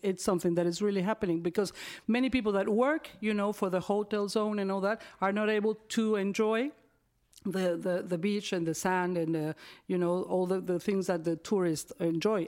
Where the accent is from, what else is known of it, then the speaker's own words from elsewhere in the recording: Cancun, Quintana Roo, Mexico; also born or lived in Brazil / Belgium; I arrived in Cancun when I was nine years old with my parents and my sisters